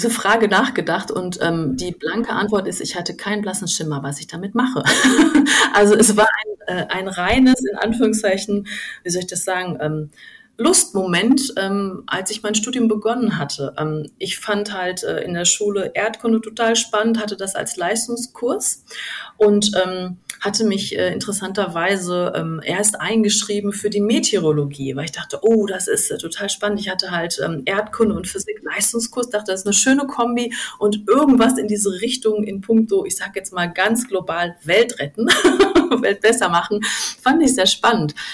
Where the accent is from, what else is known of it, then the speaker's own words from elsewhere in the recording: Duisburg, North Rhine-Westphalia, Germany; also ich komme ursprünglich gebürtig aus dem Ruhrgebiet, aus Duisburg.